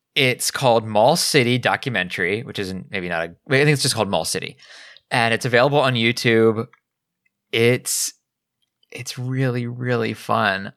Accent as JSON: {"language": "English", "region": "Pennsylvania", "country": "United States", "tie": "born or raised there", "said": "growing up in Pennsylvania, I was fairly close to Long Island"}